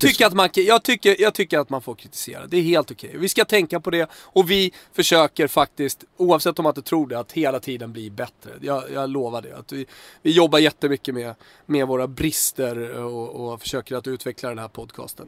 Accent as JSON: {"language": "Swedish", "town": "Södertälje", "region": "Stockholm County", "country": "Sweden", "said": "jag är, är från Tälje mer eller mindre"}